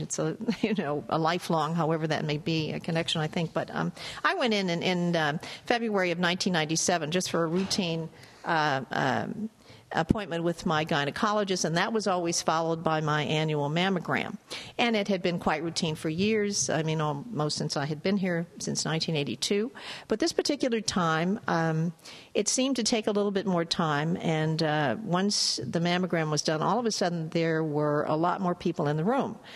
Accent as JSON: {"language": "English", "town": "Chicago", "region": "Illinois", "country": "United States", "said": "I'm from Chicago, so I'm very familiar with Pekin, Illinois"}